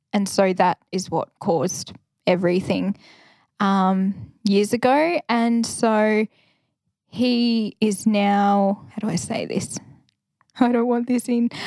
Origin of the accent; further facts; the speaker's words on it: Ballarat, Victoria, Australia; also born or lived in Bendigo / Wodonga / Alice Springs; I grew up in Ballarat